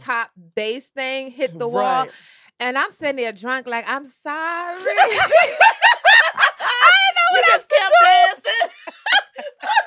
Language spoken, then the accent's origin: English; New York City, New York, United States; I'm from Brooklyn.